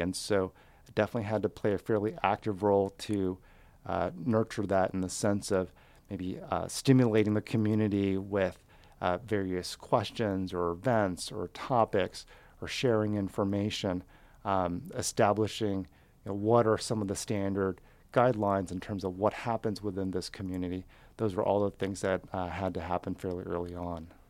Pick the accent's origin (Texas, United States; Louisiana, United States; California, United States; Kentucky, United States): California, United States; Southern; also born or lived in Fremont, Seattle / Wallingford, Seattle; now in Seattle, United States; I grew up in Southern California.